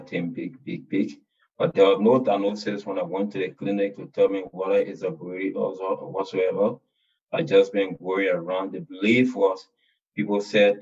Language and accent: English; Lofa County, Liberia; from Lofa County